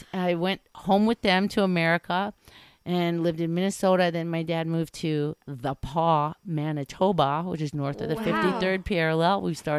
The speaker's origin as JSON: {"language": "English", "town": "New Delhi", "region": "Delhi", "country": "India", "tie": "born there", "said": "So I was born in New Delhi by no fault of mine. and what I mean by that is I was a Caucasian kid born"}